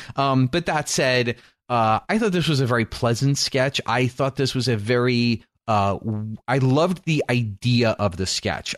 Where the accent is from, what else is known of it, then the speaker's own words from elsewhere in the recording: New York, United States; growing up in New York